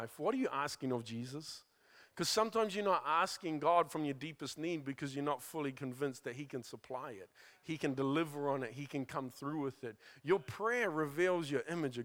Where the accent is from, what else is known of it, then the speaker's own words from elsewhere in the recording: New Zealand; Growing up in New Zealand